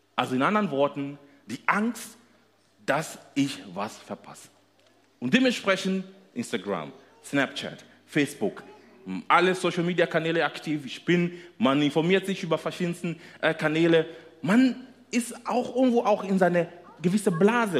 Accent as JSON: {"language": "German", "country": "Kenya", "tie": "born or raised there", "second_language": "German", "moved": "as an adult", "lives_now": "Germany", "said": "ursprünglich kommen wir aus Kenia, sind dort geboren, nach Deutschland gekommen äh, zu studieren."}